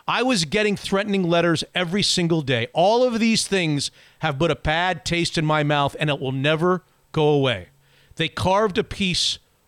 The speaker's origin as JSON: {"language": "English", "town": "West Palm Beach", "region": "Florida", "country": "United States", "tie": "born or raised there", "said": "They trained in my hometown. My dad worked for the longest time in West Palm Beach across the street from Municipal Stadium."}